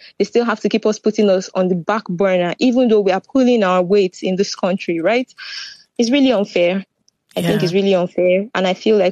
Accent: Nigeria; moved away as an adult; also born or lived in Ukraine; now in Netherlands; I was born in Nigeria, but I didn't come to Netherlands from Nigeria

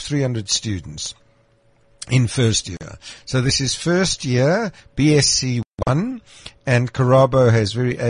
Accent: Krugersdorp, Gauteng, South Africa; I was born in Krugersdorp, which is now Mohali City.

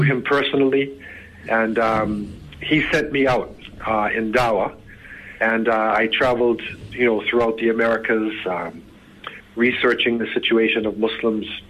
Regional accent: Boston, Massachusetts, United States; I was born um, in the United States, northeast corner in the city of Boston

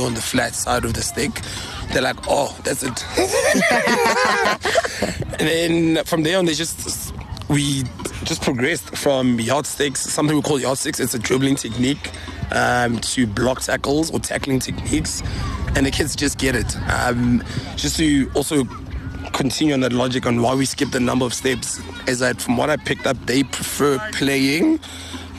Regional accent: Welkom, Free State, South Africa; moved away as an adult; also born or lived in Bloemfontein; now in Pretoria, South Africa; I'm from Valcom, or the Free State Valcom

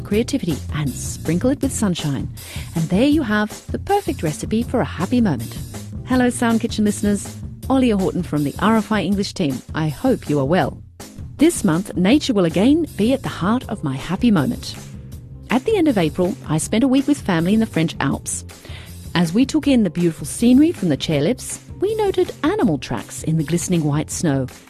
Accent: Australia; now in Europe; as an Australian in Europe

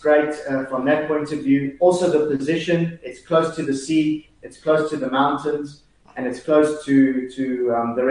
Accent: Johannesburg, Gauteng, South Africa; accent: South African; moved away as an adult; also born or lived in London, United Kingdom; now in Milan, Italy; I grew up in South Africa, stayed there till I was about 25.

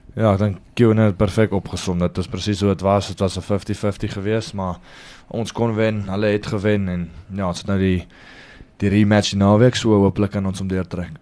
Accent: South Africa; also born or lived in Free State, South Africa / Italy; now in Johannesburg, South Africa; ons het groot geword in die Kaap en toe trek ons Vrystaat toe en toe gaan na gaan na Grey College toe

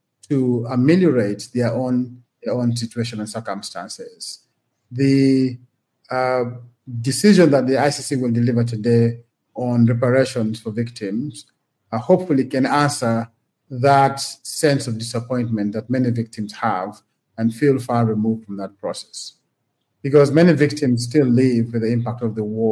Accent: Gulu, Northern Region, Uganda; I grew up and studied in Gulu

